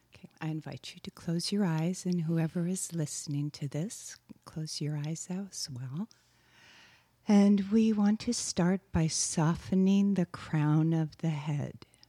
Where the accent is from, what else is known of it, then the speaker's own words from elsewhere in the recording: Wisconsin, United States; moved away; also born or lived in Texas; I am from Wisconsin, after all. So we say "yous guys" and "y'all."